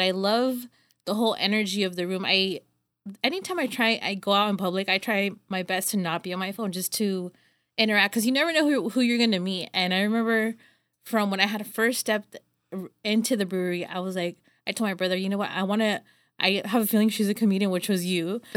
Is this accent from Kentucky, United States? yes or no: no; Los Banos, California, United States; I'm from here from Los Banos